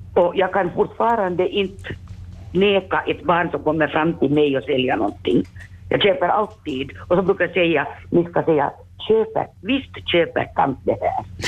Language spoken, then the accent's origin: Swedish; Vaasa, Ostrobothnia, Finland; born or raised there